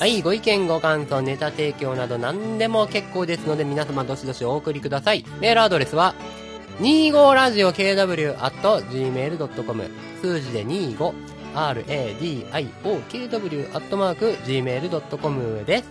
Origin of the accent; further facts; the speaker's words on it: Kansai, Japan; 私ら関西人やから